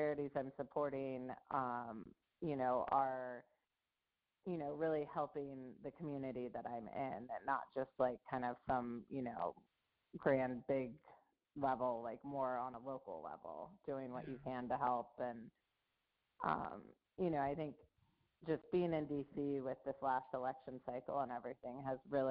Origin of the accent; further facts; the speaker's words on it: Northern California, United States; moved away as an adult; also born or lived in Philadelphia; I grew up in California